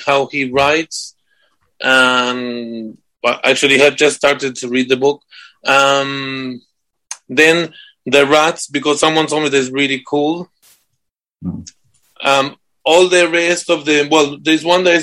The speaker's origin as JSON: {"language": "English", "country": "Argentina", "also_born_or_lived": "United States", "moved": "as an adult", "lives_now": "United Kingdom", "said": "I'm from Argentina"}